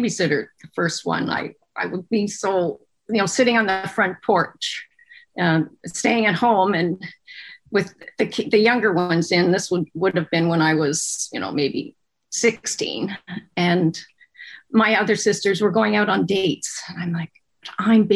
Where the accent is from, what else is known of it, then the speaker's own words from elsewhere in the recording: Kingston, Ontario, Canada; also born or lived in Toronto; I was born and raised in Kingston, Ontario